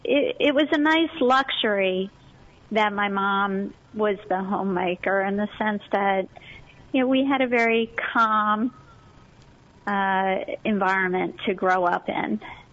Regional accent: Chadds Ford, Pennsylvania, United States; Yeah, so Chadsford at the time when I was growing up there was pretty rural.

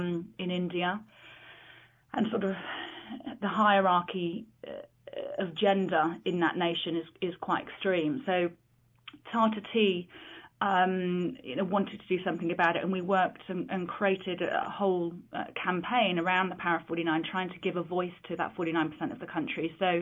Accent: London, United Kingdom; when I was growing up in London, it was an organisation I was aware of and always aspired to join.

